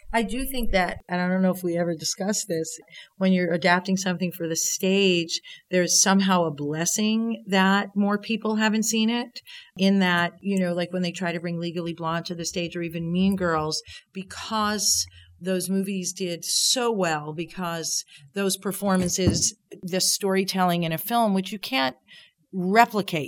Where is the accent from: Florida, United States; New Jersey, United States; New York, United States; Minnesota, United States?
New York, United States; Long Island; I grew up on Long Island, and my dad was part of a bowling league